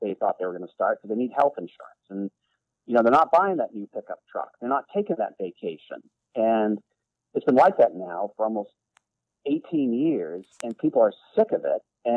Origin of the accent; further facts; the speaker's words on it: Bar Harbor, Maine, United States; when I was a kid growing up in Costa, Maine, small town of Bar Harbor